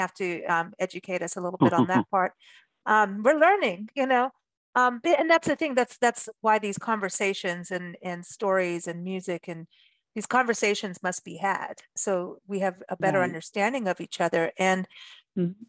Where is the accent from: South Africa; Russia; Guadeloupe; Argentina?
South Africa; also born or lived in Wisconsin / California; now in United States; growing up in South Africa